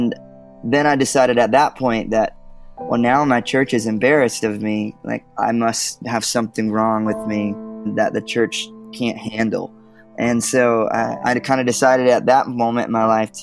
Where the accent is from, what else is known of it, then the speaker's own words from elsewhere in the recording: Georgia, United States; now in Nashville, United States; I'm from Georgia originally, and I live in Nashville, Tennessee now with my wife and two little boys